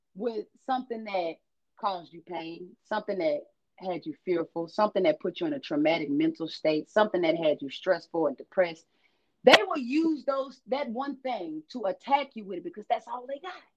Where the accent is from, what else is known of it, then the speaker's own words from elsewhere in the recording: Shreveport, Louisiana, United States; I was raised in Shreveport, Louisiana